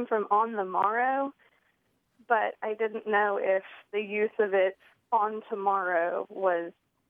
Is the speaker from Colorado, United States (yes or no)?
no; Tallahassee, Florida, United States; also born or lived in Illinois; now in Monticello, United States; I grew up in Tallahassee. I've lived in Monticello for about 7 years